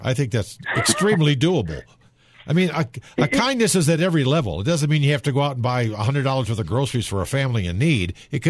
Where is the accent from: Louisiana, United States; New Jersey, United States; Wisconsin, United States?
Wisconsin, United States; moved away; A small high school back in Wisconsin. I'm from Wisconsin.